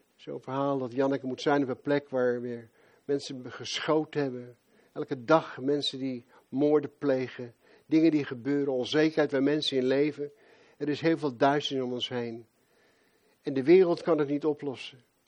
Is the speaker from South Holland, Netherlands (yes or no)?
yes; Rotterdam, South Holland, Netherlands; moved away; Als Rotterdammer